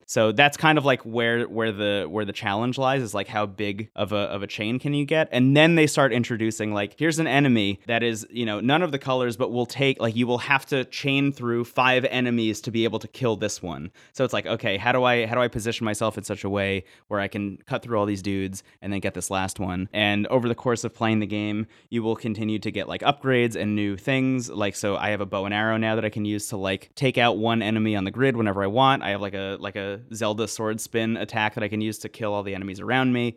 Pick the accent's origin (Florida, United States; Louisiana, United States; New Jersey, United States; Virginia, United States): New Jersey, United States; I say New Jersey